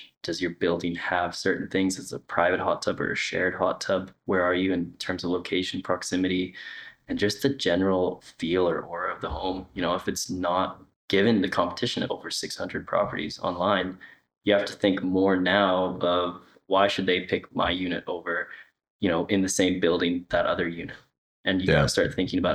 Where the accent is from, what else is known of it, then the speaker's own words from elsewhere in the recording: Kelowna, British Columbia, Canada; I was from Kelowna, Canada